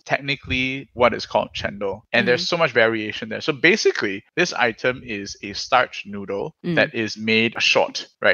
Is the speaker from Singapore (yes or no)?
yes; Singapore